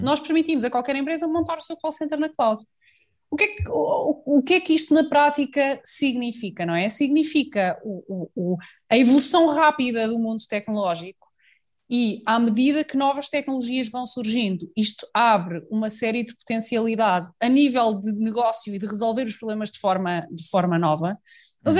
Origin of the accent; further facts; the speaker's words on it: a small village near Fátima, Centro, Portugal; numa aldeia pequenina perto de Fátima, que é o sítio onde eu cresci